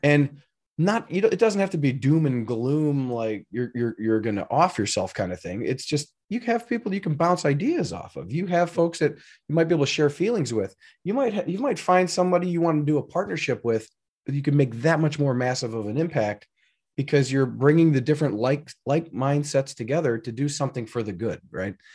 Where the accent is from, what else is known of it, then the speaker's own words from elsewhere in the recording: Elgin, Illinois, United States; I grew up in Elgin, Illinois, uh, which was not that far outside of Chicago